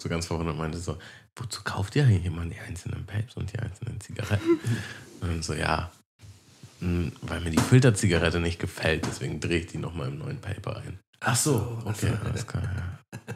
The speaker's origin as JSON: {"language": "German", "region": "Hamburg", "country": "Germany", "said": "bei uns in Harburg gab es noch einen Kiosk"}